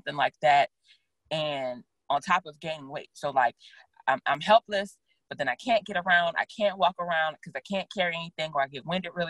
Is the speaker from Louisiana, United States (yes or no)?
yes; Louisiana, United States; now in Austin, United States; I'm from Louisiana